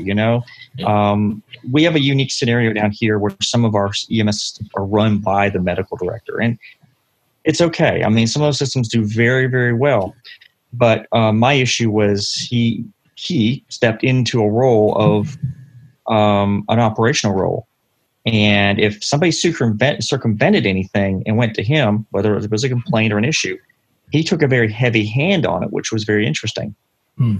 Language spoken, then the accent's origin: English; London, Ontario, Canada; also born or lived in Ottawa, Ontario / Wake County, North Carolina; now in North Carolina, United States; But I was born and raised in London, and uh, I spent about two years in Ottawa before I moved down here uh, in 1984.